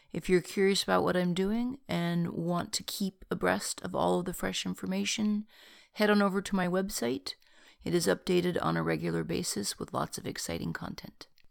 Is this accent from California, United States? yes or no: yes; Bay Area, California, United States; I was born in California and the Bay Area